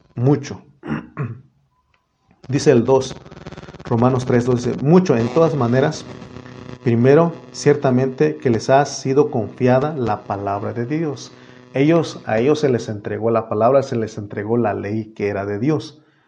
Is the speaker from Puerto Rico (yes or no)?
no; Mexico; en mi INE dice, en mi acta dice que yo soy mexicano